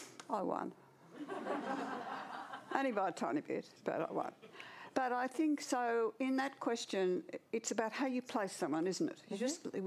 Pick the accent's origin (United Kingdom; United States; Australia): Australia; Orange, New South Wales; also born or lived in Goulburn / Garema; I was born in Orange in central western New South Wales, and I lived there for 7 years. Then I lived in Goulburn for a year, and then I lived in a little place called Garema